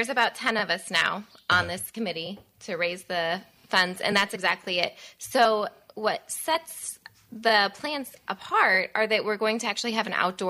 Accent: Atlanta, Michigan, United States; also born or lived in Camden, Ohio; now in Saugatuck area, Michigan; But I'm originally from Northern Michigan.

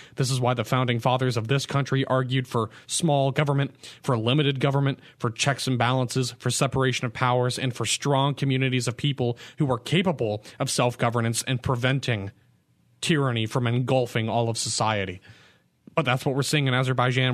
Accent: San Diego, California, United States; the city of San Diego, my hometown. I love this place, born, raised here

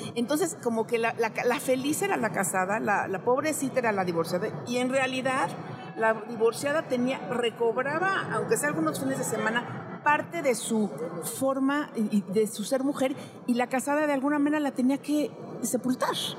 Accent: Mexico; como mexicana, chulanga

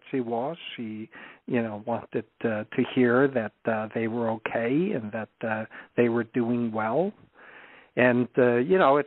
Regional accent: Iceland; moved away; I'm originally from Iceland, so my parents lived there

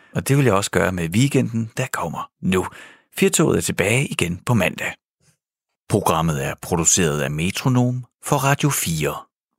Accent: Denmark

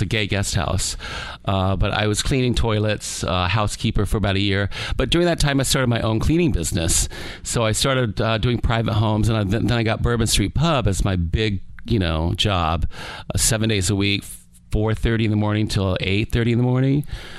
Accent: Keizer, Oregon, United States; moved away as an adult; also born or lived in Bangkok, Thailand / Texas; now in Key West, United States; I was born in Thailand, Bangkok, Thailand, and I moved to the States when I was around 9 years old. We went to Texas, eventually settling in Oregon. But I moved from Oregon to Key West when I was about 24 years old.

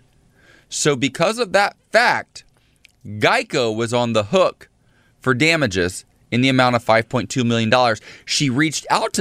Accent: Coldwater, United States; I was actually born in a village. What? It's called the Village of Coldwater.

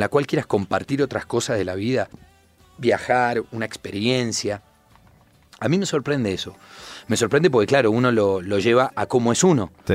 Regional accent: Buenos Aires, Argentina; yo que soy de Buenos Aires, de la tierra del tango

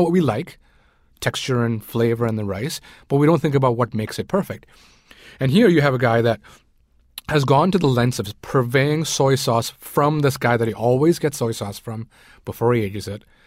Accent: Sri Lanka; moved away; I grew up in Sri Lanka. I was born in Sri Lanka

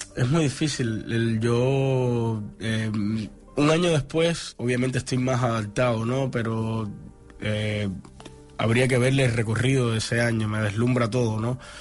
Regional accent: Cuba; moved away as an adult; now in Barcelona, Spain

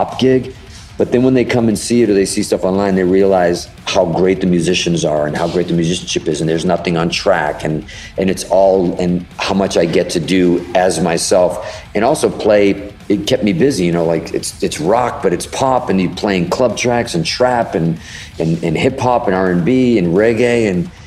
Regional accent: Boston, Massachusetts, United States; also born or lived in Hudson, Massachusetts; we grew up in Boston in Fenway Park

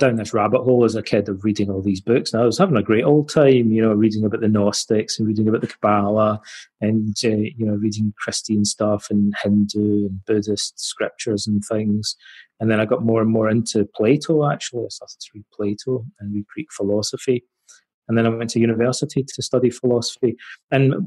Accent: Scotland, United Kingdom; my hometown in Scotland

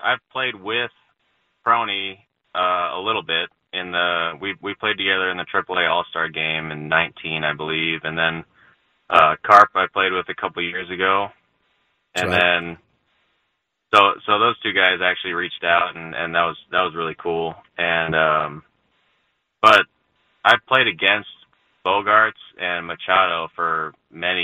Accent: California, United States; moved away as an adult; I grew up in California, so I actually didn't start surfing until I was in pro ball

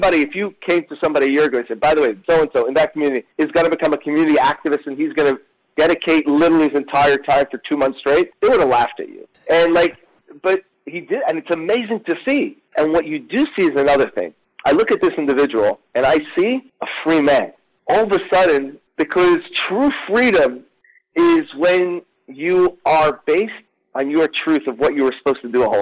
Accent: New York City, New York, United States; I grew up in Crown Heights, Brooklyn

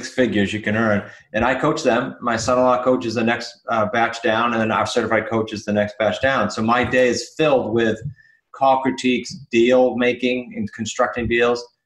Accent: New England, United States; we're from New England

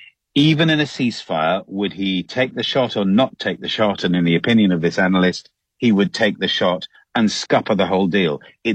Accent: London, United Kingdom; … that I love London so.

